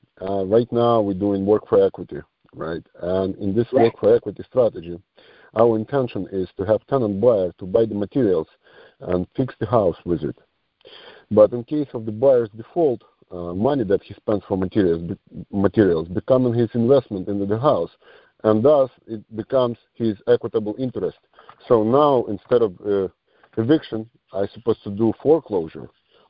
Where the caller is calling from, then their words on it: New York, United States; … and … from New York.